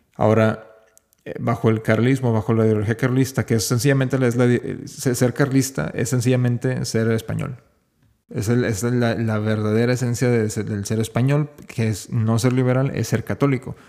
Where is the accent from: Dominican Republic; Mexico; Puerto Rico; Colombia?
Mexico; no soy español, no soy europeo, soy, soy simplemente mexicano